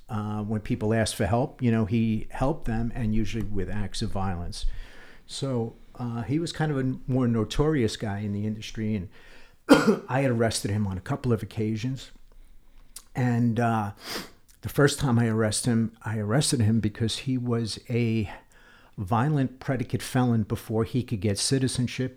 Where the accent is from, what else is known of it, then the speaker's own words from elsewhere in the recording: New York, United States; I grew up in New York